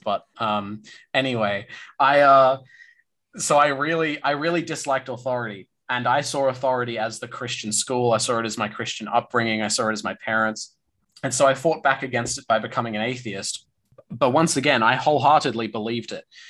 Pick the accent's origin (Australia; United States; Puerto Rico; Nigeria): Australia